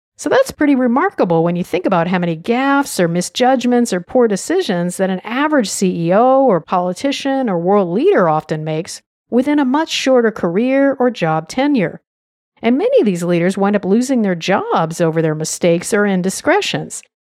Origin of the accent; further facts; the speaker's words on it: United States; I'm an American